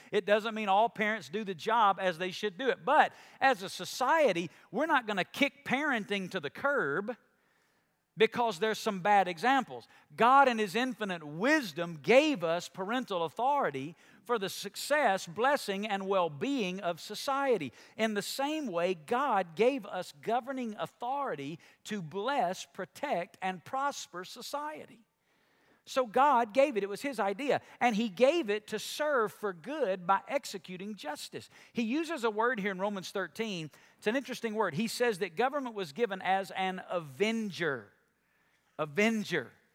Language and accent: English; United States; I'm a Christian before I'm an American